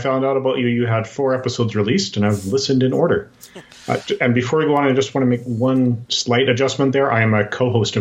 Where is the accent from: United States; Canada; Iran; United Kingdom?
Canada; Edmonton, Alberta; I have been born and raised in Canada. I'm still in my hometown of Edmonton, Alberta.